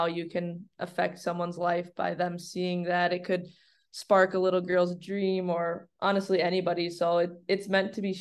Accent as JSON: {"language": "English", "country": "United States", "tie": "born or raised there", "said": "I was born here in America, and I'm extremely proud to be American"}